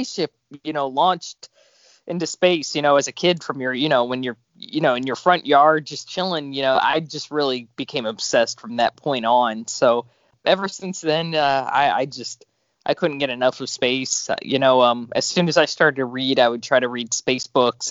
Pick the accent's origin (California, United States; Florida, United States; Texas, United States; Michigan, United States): Florida, United States; Pinellas County; I grew up in Florida on the other side of the coast. I grew up in Pinellas County, where I still live